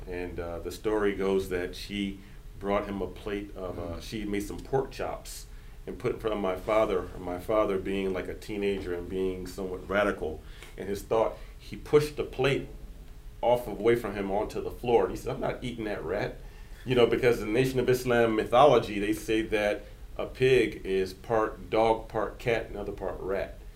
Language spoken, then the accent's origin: English; central Virginia, United States; also born or lived in Detroit, Michigan / New York; I was born in Detroit, but I was raised in central Virginia